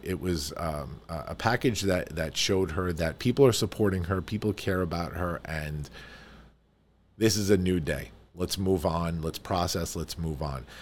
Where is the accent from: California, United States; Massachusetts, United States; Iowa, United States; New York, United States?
New York, United States; I am a New Yorker